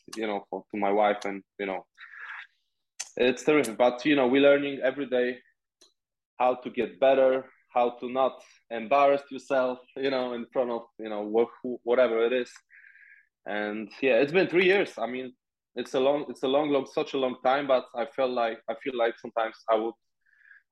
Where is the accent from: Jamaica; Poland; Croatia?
Poland; near Gdańsk, Pomeranian Voivodeship; English is a second language; moved away as an adult; also born or lived in United Kingdom; now in Chicago, United States; I was once on the training at Gdańsk, like near to my hometown